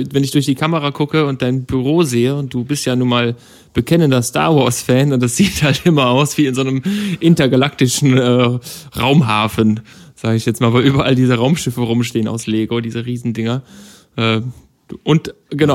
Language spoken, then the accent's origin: German; Germany; als Deutscher, äh, lebe in Deutschland